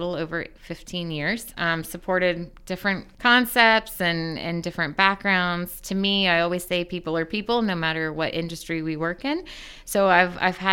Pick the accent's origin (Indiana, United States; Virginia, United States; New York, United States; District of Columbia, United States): Indiana, United States; Muncie; also born or lived in Selma, Indiana / Cowan, Indiana; I am born and raised in Muncie, Indiana